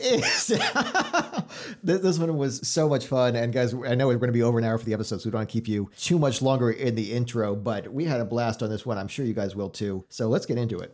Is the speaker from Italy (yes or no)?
no; Florida, United States; now in Chicago, United States; I grew up in Florida